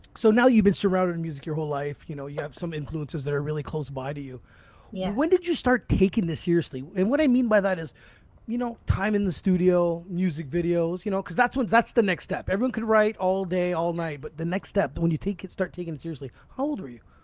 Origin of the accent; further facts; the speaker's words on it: Toronto, Ontario, Canada; I've been born here my whole life